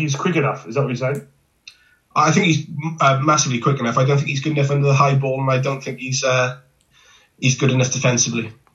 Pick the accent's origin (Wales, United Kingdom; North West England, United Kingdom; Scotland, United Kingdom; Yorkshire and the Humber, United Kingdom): Wales, United Kingdom; Welsh; I'm Welsh